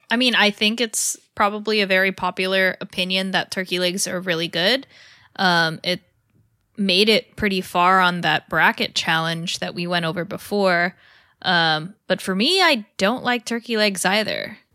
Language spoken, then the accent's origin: English; California, United States; from California and growing up in California